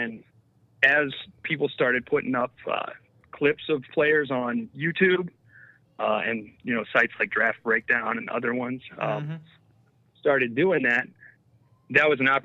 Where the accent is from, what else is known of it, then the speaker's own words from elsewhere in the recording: Northeast Ohio, United States; I'm from Northeast Ohio